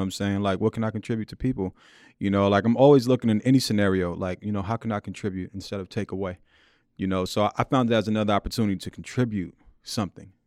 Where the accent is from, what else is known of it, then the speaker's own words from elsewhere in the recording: New York City, New York, United States; Born and raised in Queens, mm-hmm. in uh, Jamaica, Queens, South Jamaica, Queens